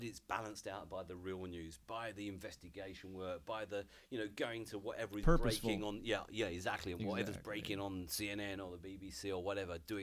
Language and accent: English; Hertfordshire, East of England, United Kingdom; I grew up about 20 miles north of London in a area called Hertfordshire